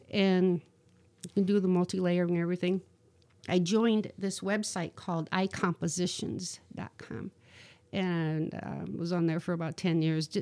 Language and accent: English; Rising Sun, Ohio, United States; moved away as an adult; also born or lived in North Carolina; I'm from Northwest Ohio. I grew up in a little town called Rising Sun, which is like 35 miles southeast of Toledo.